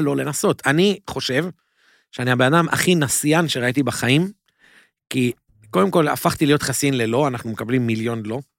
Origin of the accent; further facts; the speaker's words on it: Jerusalem, Jerusalem District, Israel; moved away as an adult; also born or lived in Mevaseret Zion; now in New York, United States; אז גדלתי בירושלים, נולדתי וגדלתי בירושלים